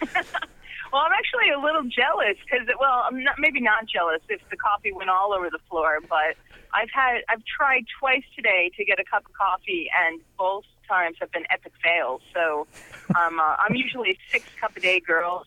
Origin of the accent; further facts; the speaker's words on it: Connecticut, United States; I grew up in Connecticut